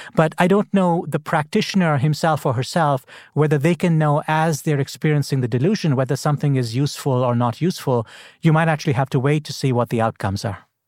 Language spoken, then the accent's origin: English; India; now in Washington, United States; I grew up in India